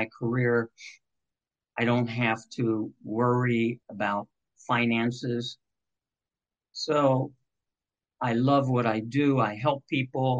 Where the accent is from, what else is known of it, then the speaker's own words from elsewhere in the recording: Cincinnati, Ohio, United States; growing up in Cincinnati